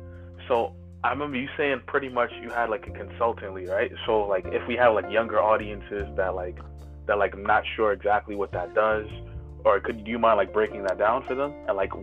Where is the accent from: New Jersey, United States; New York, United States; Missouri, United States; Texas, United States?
New York, United States; Brooklyn; I'm a … guy, but and I'm from Brooklyn.